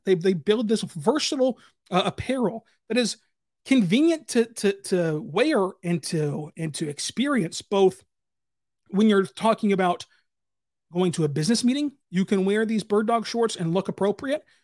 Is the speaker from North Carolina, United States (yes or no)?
no; Kentucky, United States; I'm from Kentucky.